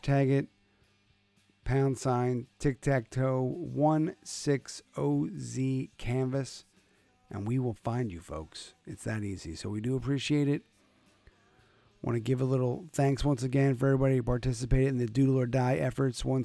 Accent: Connecticut, United States; my home state here in Connecticut

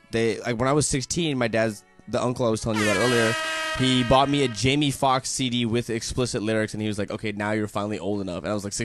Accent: Dallas, Texas, United States; I grew up in South Dallas.

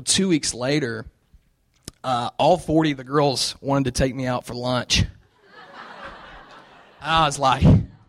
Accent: the South, United States; And it's so cool because I come from the South where there's a church on every corner

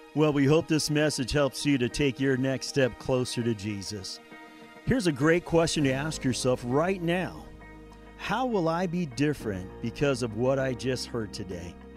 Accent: United States; Our American church

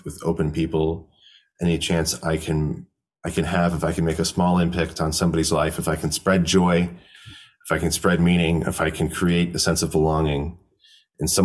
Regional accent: United States; as an American

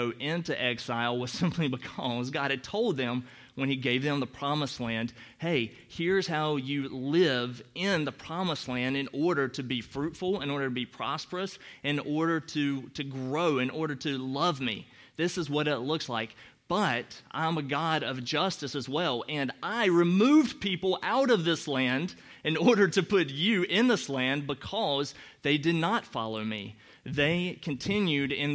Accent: North Carolina, United States; now in Chicago, United States; as you can tell by opening my mouth, I'm from North Carolina originally

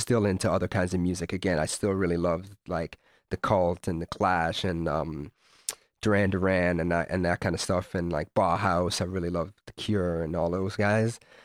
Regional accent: London, Ontario, Canada; also born or lived in Toronto, Ontario; I moved from Toronto to London, Ontario

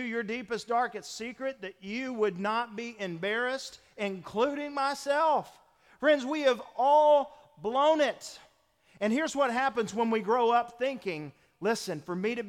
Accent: the South, United States; being Southerners and growing up in the South

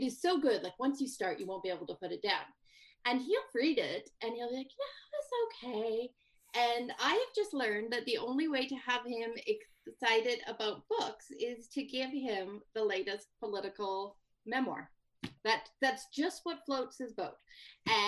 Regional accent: Saskatchewan, Canada; now in British Columbia, Canada; where I grew up in Saskatchewan

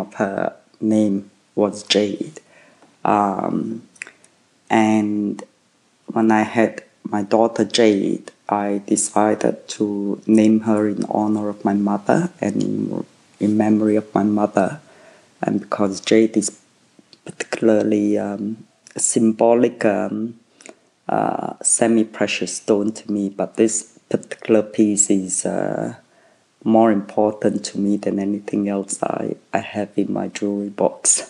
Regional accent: Malaysia; English is a second language; now in Australia; in Malaysia we um, English uh, was not my uh, mother tongue. English was my second language. I didn't speak English until I went to school at six years old

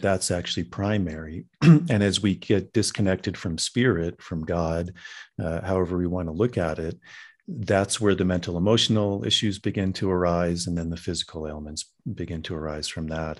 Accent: Virginia, United States; I grew up in Virginia

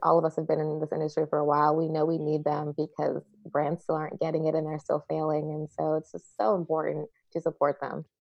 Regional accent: Chicago, Illinois, United States; I did MAPE in Chicago, my hometown

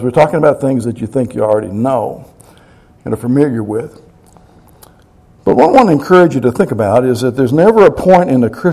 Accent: Kentucky, United States; I'm from Kentucky

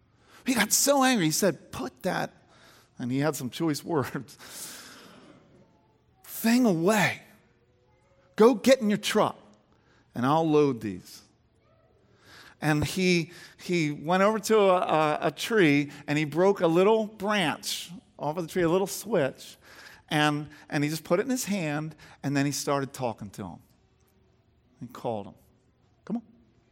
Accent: Garnet Valley, Pennsylvania, United States; I grew up near Garnet Valley, and my closest friend was Kurt Twiddell.

